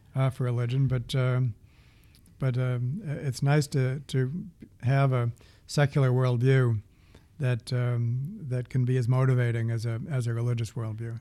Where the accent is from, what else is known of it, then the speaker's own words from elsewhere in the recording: the East, East Coast, United States; I'm from the east